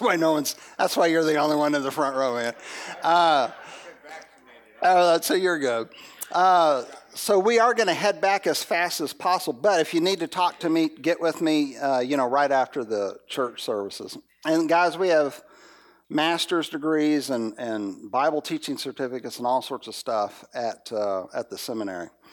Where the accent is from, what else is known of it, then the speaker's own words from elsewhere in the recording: the South, United States; I'm from the South